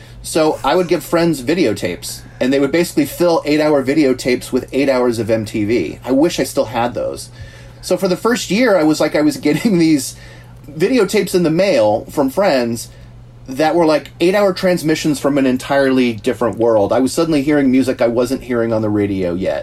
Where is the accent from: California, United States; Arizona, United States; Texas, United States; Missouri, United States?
California, United States; the Bay Area; I grew up in the Bay Area